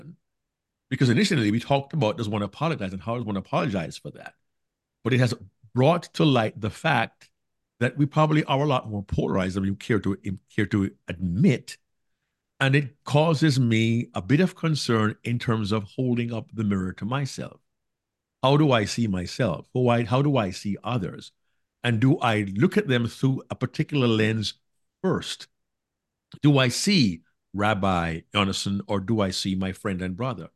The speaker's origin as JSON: {"language": "English", "country": "Jamaica", "tie": "born or raised there", "moved": "yes", "lives_now": "United States", "said": "I am Jamaican by birth, a black man in America"}